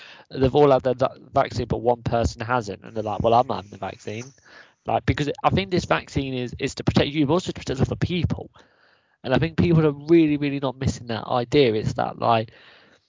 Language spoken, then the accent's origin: English; Leicester, East Midlands, United Kingdom; we are from Leicester